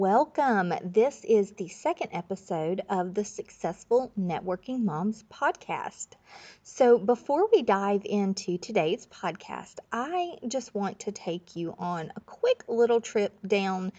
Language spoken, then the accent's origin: English; Florida Panhandle, United States; I grew up in Florida, but it was the Panhandle, Florida, right next to Alabama